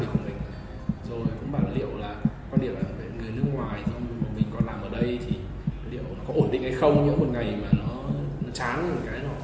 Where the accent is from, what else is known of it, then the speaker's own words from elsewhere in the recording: Vietnam; moved away as an adult; mình là người Việt Nam là tự hào là người Việt Nam